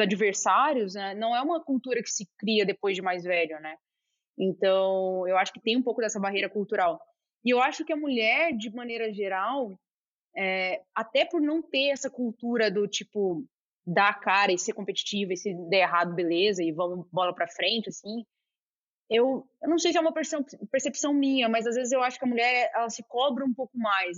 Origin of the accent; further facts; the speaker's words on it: Goiânia, Goiás, Brazil; moved away; also born or lived in Brasília; eu cresci em Goiânia, depois eu fui, fui para Brasília